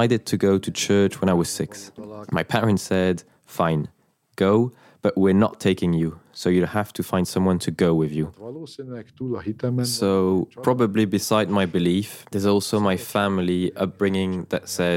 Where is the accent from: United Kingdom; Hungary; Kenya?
Hungary; In Hungary, we are Catholics